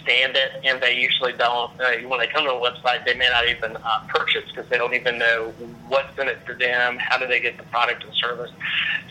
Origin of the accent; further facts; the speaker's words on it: North Carolina, United States; moved away as an adult; also born or lived in Raleigh, North Carolina / Cary, North Carolina; now in Atlanta, United States; I'm from North Carolina